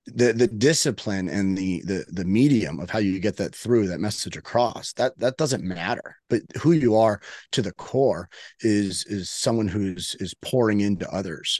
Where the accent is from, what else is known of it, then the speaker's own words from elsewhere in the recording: Miami, Florida, United States; I am, uh, born and raised in Miami.